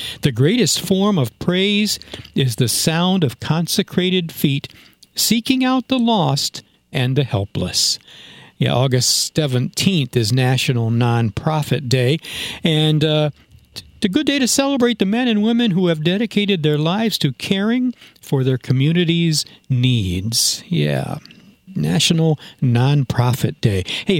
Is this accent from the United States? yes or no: yes; New York, United States; now in Pennsylvania, United States; You know, I'm from New York.